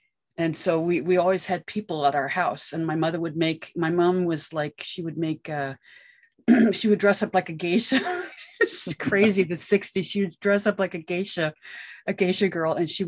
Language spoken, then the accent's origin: English; Los Angeles, California, United States; I grew up in Hollywood.